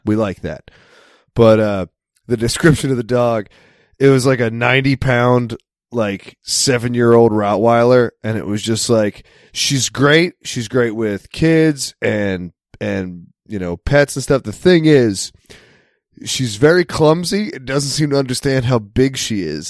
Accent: United States; I'm American

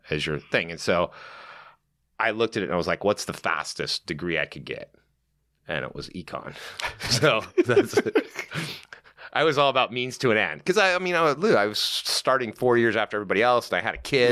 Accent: Newport Beach, California, United States; I grew up in, um, uh, a little town called Newport Beach

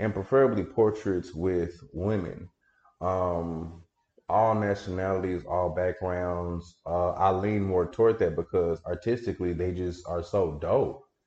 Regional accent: Dallas, Texas, United States; moved away as an adult; also born or lived in Prairie View, Texas; now in Houston, United States; I grew up in Dallas, the Oak Cliff area

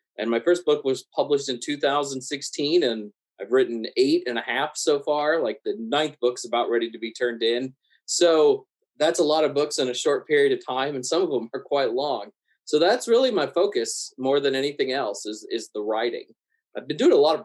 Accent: American South, United States; I grew up in the American South

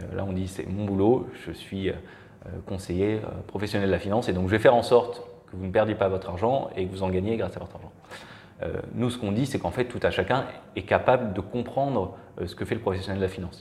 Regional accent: Marseille, Provence-Alpes-Côte d'Azur, France; moved away as an adult; also born or lived in Belgium; je suis originaire de Marseille

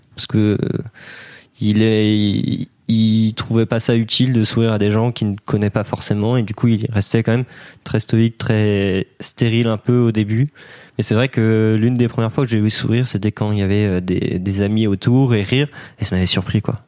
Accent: Brittany, France; je suis breton

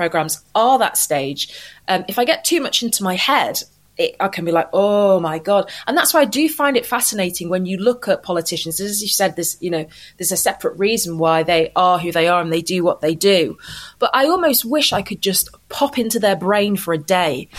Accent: Manchester, North West England, United Kingdom; I'm from Manchester, born and bred in Manchester

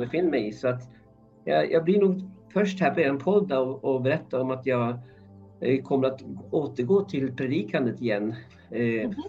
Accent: Norway; Swedish is a second language; moved away as an adult; also born or lived in Uppsala, Sweden; now in Stockholm, Sweden; är ursprungligen från Norge. Jag flyttade hit 1987 eh, när jag var 19 år gammal.

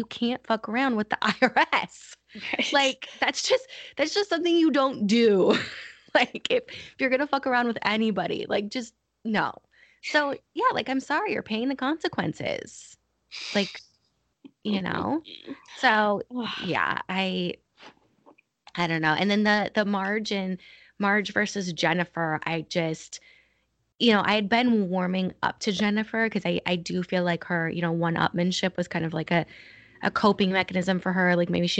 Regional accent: Paterson, New Jersey, United States; I'm from Patterson.

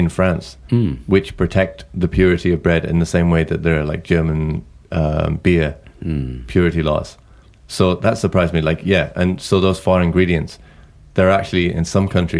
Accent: England, United Kingdom; I come from, you know, I come from England

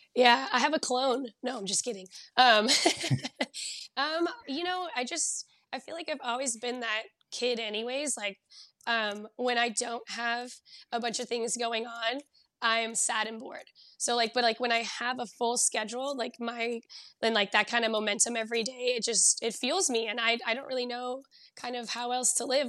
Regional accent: Southern California, United States; moved away as an adult; now in Bay Area, United States; I grew up down in Southern California

